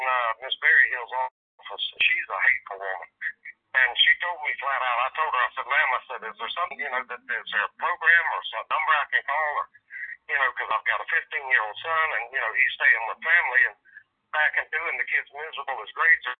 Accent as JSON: {"language": "English", "region": "the South", "country": "United States", "accent": "southern", "said": "my southern accent"}